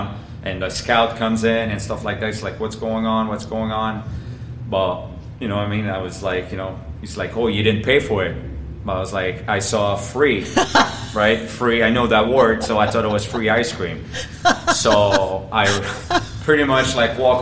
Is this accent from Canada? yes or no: yes; Montreal, Quebec, Canada; English is a second language; moved away; I'm from Montreal, but like Montreal's a big city and I'm pretty much downtown, but like on the French side, I would say that I never really had to learn English growing up